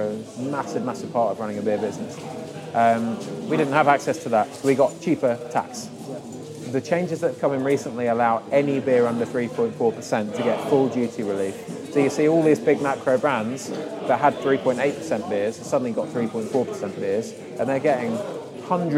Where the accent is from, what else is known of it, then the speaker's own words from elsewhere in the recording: London, United Kingdom; moved away as an adult; now in Maidenhead, United Kingdom; I'm a Londoner. I'm North Londoner by heart.